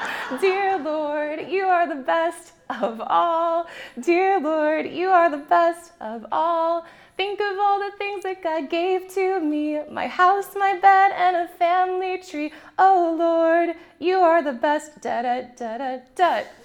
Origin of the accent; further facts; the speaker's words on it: Japan; I grew up in Japan, so it's like the dollar store, but it's way better.